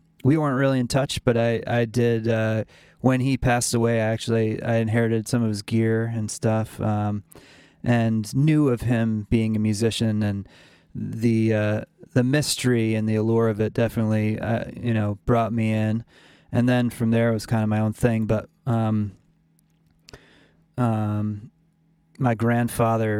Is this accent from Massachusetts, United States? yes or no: yes; Pittsfield, Massachusetts, United States; I grew up in Pittsfield, Massachusetts, just a small town, city on the kind of on the New York border